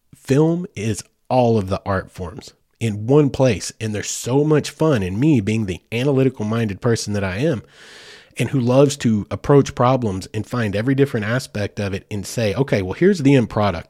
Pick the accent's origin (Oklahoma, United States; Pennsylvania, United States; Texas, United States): Oklahoma, United States; I was born in Oklahoma. So I am, like, born, bred, and it's in my blood.